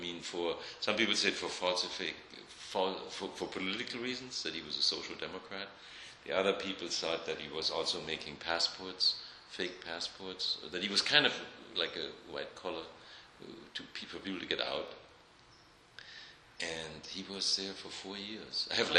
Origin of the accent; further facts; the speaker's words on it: Saarbrücken, Saarland, Germany; So I mean, we're from the French border, you know, so it was a very, transitional.